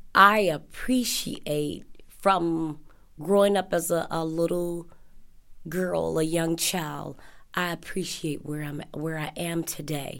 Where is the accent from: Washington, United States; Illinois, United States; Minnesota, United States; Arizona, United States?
Illinois, United States; Chicago; I am originally from Chicago